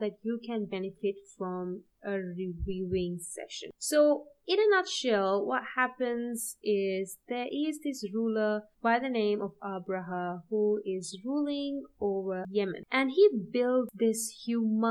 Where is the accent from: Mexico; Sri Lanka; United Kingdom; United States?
Sri Lanka; I'm from Sri Lanka